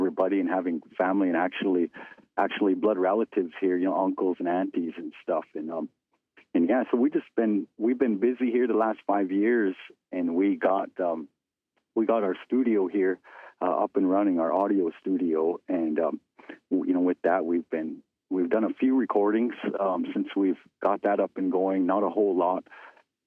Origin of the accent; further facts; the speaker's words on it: Fort Belknap, Montana, United States; moved away as an adult; now in Fort Peck Indian Reservation, United States; I come from Fort Belknap, Montana, is where I'm enrolled, and I grew up there in Fort Belknap